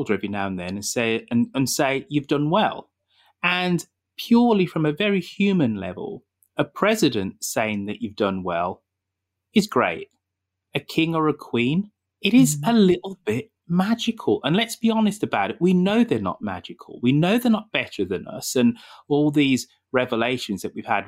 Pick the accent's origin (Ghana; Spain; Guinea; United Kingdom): United Kingdom; moved away; being a Brit, being abroad